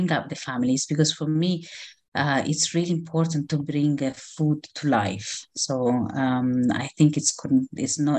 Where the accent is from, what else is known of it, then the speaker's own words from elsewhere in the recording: Rome, Lazio, Italy; moved away as an adult; also born or lived in Israel; now in London, United Kingdom; I was born and grew up in Rome, in Italy